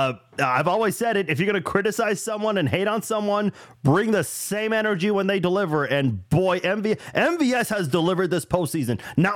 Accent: United States; I'm American

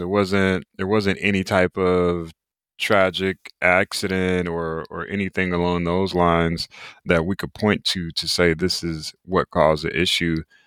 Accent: Raleigh, North Carolina, United States; I'm originally from Raleigh, North Carolina, so the East Coast of the U S. United States

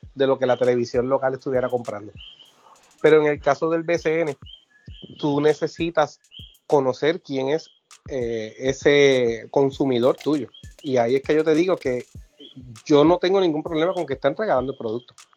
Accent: San Germán, Puerto Rico; a usar a mi pueblo de ejemplo. San Germán transmite todos sus juegos por YouTube

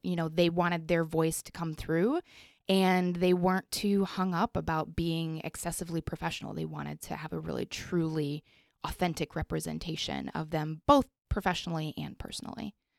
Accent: Colorado Springs, Colorado, United States; moved away; I grew up in Colorado, so there was definitely a lot more open space

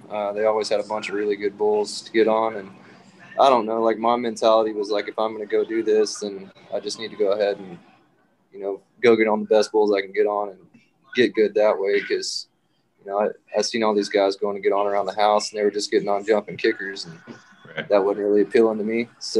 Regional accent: Jasper, Texas, United States; I grew up in Jasper, which is about 30 miles from where I live now

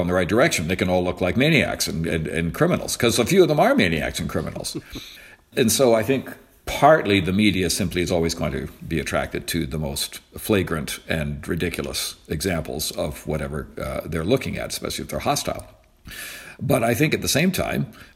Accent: Canada; also born or lived in United States; I'm a Canadian

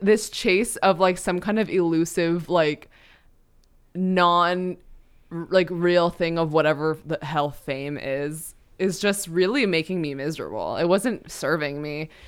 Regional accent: New York, United States; as a New Yorker

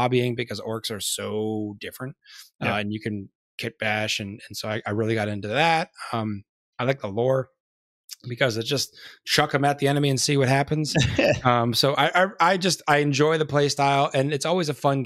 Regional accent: Edinboro, Pennsylvania, United States; moved away as an adult; also born or lived in Maryland; now in Alabama, United States; I was originally from Northwestern Pennsylvania, like Edinburgh

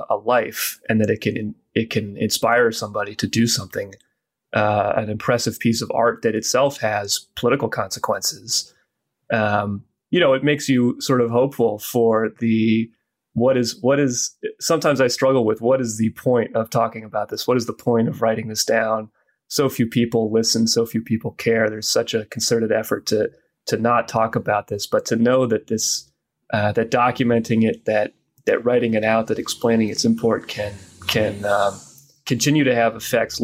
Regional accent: United States; as an American

